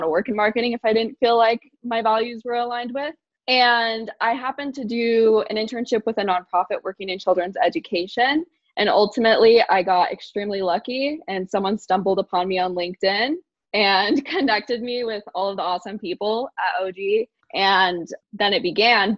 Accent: Boise, Idaho, United States; I'm in Boise. I grew up here

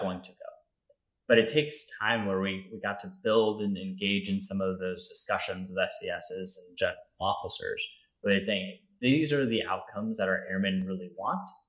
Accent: Denver, Colorado, United States; moved away as an adult; also born or lived in Louisiana; I grew up in Denver, Colorado.

